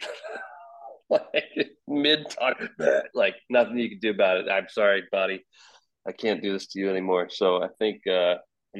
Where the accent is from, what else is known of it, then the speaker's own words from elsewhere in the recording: Anaheim, California, United States; moved away; I was born in Anaheim, so I spent all my time at Disneyland and Universal and Knott's Berry Farm